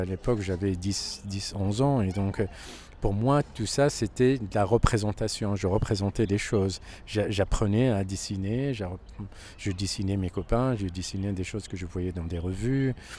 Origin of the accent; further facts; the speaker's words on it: Casablanca, Casablanca-Settat, Morocco; moved away as an adult; also born or lived in Toulouse, France; now in Paris, France; né à Casablanca, dans un quartier qui s'appelle Delbrelef. Et donc, je suis né, j'ai grandi euh, dans ce quartier jusqu'à ce que j'ai eu mon bac